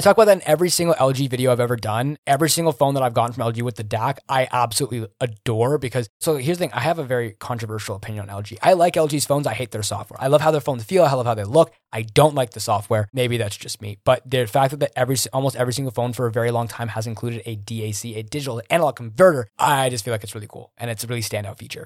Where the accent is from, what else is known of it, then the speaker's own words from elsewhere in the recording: Greater Toronto Area, Ontario, Canada; I'm from Toronto, man. Like, I mean, from, like, the G, Greater Toronto Area